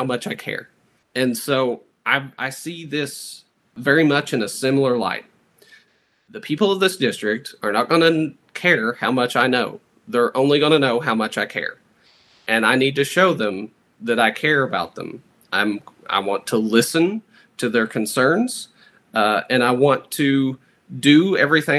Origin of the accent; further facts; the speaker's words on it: Martin County, Kentucky, United States; I was born and raised in Martin County